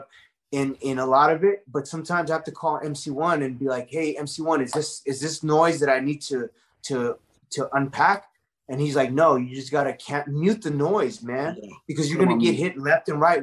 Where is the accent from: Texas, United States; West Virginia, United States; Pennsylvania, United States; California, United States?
California, United States; Los Angeles; I was born in East Los Angeles in a predominantly Mexican-American community